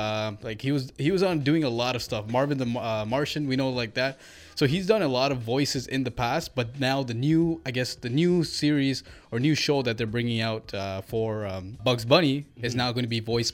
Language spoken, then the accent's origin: English; Toronto, Ontario, Canada; growing up in Scarborough, we had our Tamils.